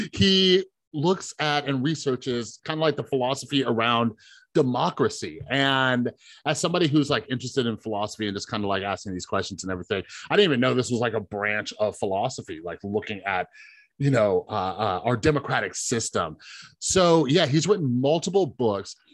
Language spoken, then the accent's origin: English; Las Vegas, Nevada, United States; I grew up here in Vegas